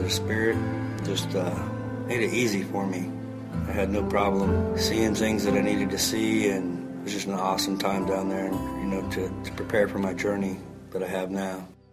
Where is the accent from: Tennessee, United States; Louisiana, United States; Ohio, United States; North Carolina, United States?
Ohio, United States; Newark; from Newark, Ohio. I grew up pretty much in Newark and had a good childhood